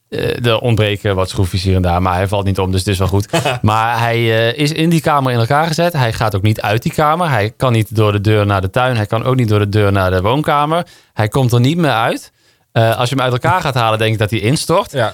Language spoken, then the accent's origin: Dutch; Limburg, Netherlands; Ik ben definitief weg uit Limburg. Ik kom er nog wel eens hè, met, met kerst en oud en nieuw. Dan ga ik gewoon even langs mijn moeder.